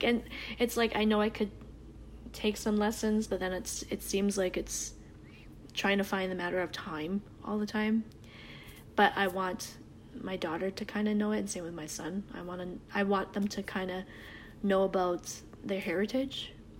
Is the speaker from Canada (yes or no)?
yes; Canada; accent: Canadian; moved away as an adult; also born or lived in United States; I have the Canadian accent